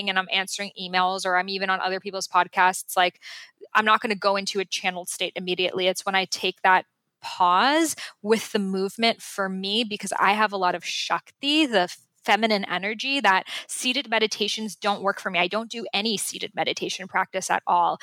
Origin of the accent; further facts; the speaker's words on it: Boston, Massachusetts, United States; moved away; the house I grew up in Boston